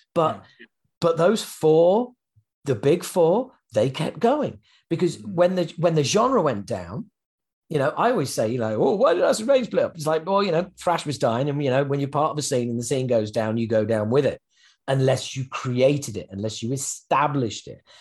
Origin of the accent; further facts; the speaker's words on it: England, United Kingdom; being an Englishman